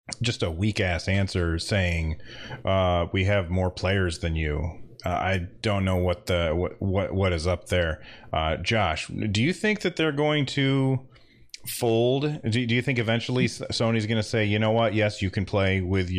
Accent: United States; I'm an American guy

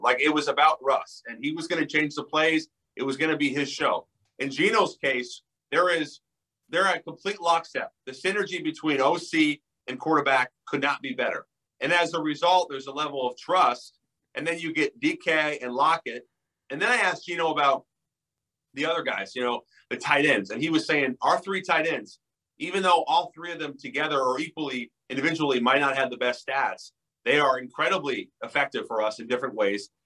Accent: Seattle, Washington, United States; I'm from Seattle

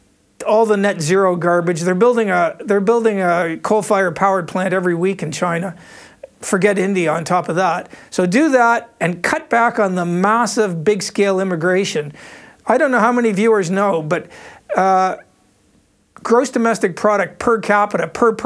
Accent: Canada; now in Australia; I'm speaking as a Canadian here

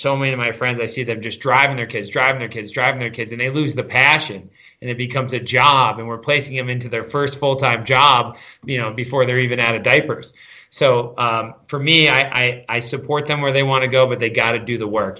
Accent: Catskill, New York, United States; I grew up in the Catskill Mountains, uh, real small town kid, uh, just outside a place, just outside of Catskill, New York.

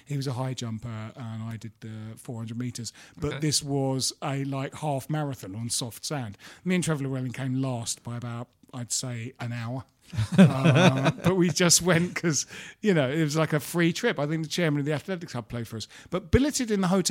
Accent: Bromley, London, United Kingdom; when Jim and I were growing up in Bromley

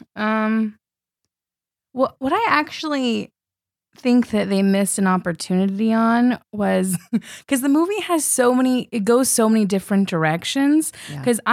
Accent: California, United States; now in New York, United States; I'm originally from California. I've been here in New York for seven years

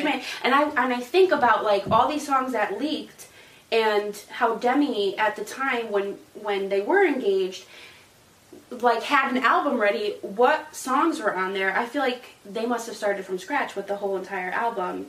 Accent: Connecticut, United States; I'm from Connecticut

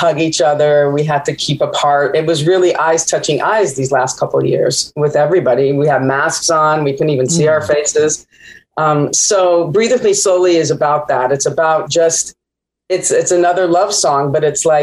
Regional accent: Palm Springs, California, United States; also born or lived in Jerusalem; I was born in Jerusalem. I was raised in Palm Springs.

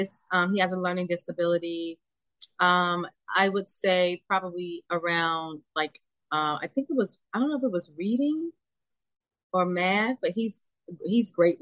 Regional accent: Meridian, Mississippi, United States; I'm 51. I was raised in Meridian, Mississippi. And if you recall about us born in the 70s, the parents weren't doing a whole lot of hand holding.

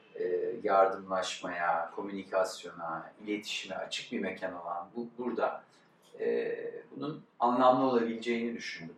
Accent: Istanbul, Turkey; also born or lived in United States; İstanbul'un e, batılılaşma ya da aydınlanmacı ya da rasyonel okullarında okumuş.

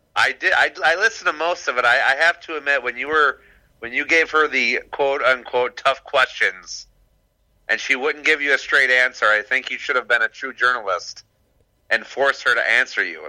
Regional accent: Warren, Michigan, United States; Warren, Warren, Michigan

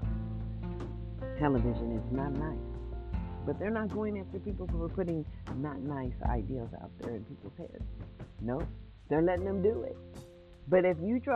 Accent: Mississippi, United States; I'm just an American citizen born in the USA, born in Mississippi

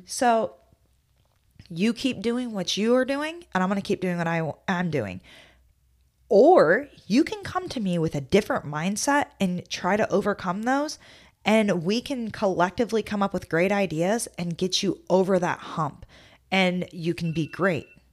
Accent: Midwest, United States; moved away; I'm from the Midwest

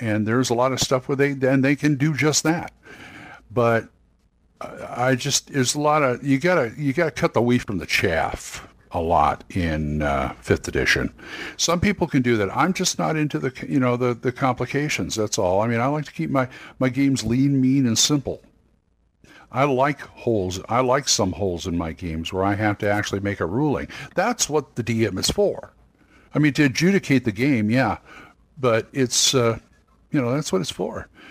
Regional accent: Long Beach, California, United States; now in Oklahoma City, United States; I came from California. I'm from Long Beach. I'm living in Oklahoma City right now

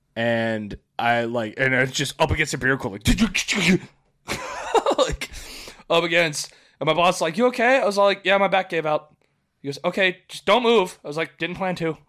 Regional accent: Florida, United States; I grew up here in Florida

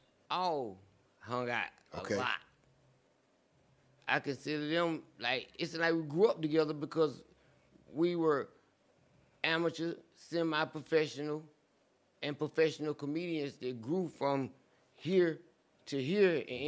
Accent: the South, United States; we are from the South.

